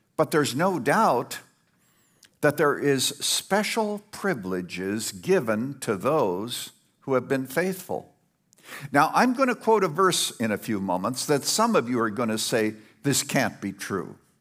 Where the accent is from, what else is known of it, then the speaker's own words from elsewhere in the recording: Canada; now in Illinois, United States; I was brought up in Canada, very primitive place.